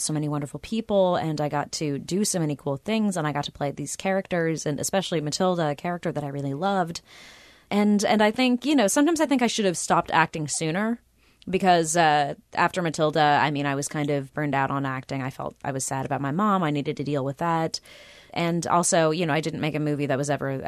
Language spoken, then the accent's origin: English; Los Angeles, California, United States; I grew up in Southern California where there are pools everywhere.